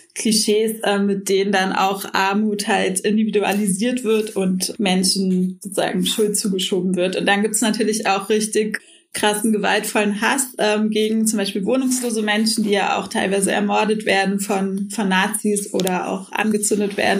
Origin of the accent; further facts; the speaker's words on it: Berlin, Germany; ich bin in Kreuzberg aufgewachsen